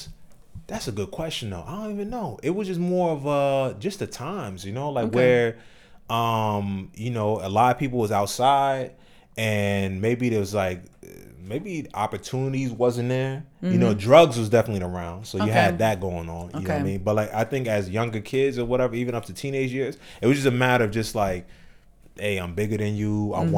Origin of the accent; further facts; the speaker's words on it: Ewing, New Jersey, United States; Yeah, so I grew up in Jersey, in New Jersey. So the area where I was in, it's called Ewing, and it's like basically in Trenton, New Jersey.